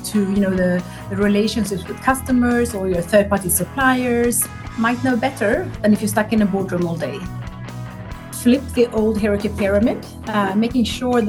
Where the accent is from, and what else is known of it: Sweden